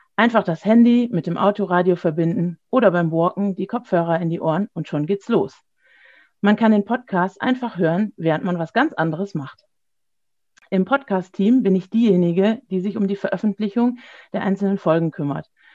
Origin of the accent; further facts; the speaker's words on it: Gescher, North Rhine-Westphalia, Germany; Ich komme aus Gescher, das liegt im Kreis Borken im Münsterland